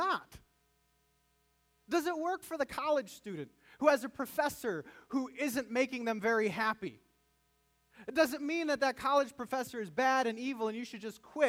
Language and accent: English; United States; living as an American